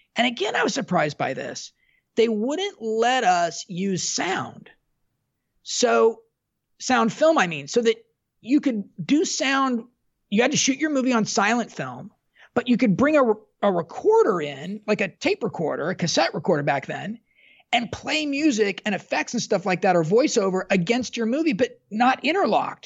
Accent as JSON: {"language": "English", "region": "Southern California", "country": "United States", "said": "I was from Southern California"}